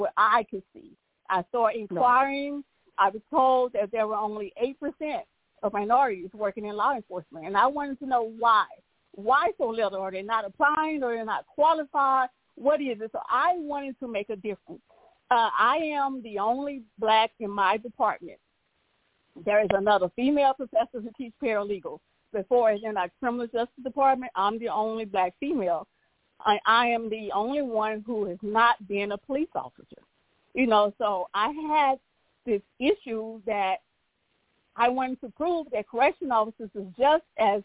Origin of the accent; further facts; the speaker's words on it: Crockett, Texas, United States; also born or lived in Beaumont, Texas; my hometown, which is Crockett, Texas